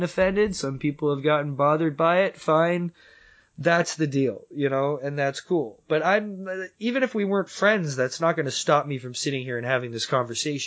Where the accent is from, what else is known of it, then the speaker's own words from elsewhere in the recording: Canada; I'm Canadian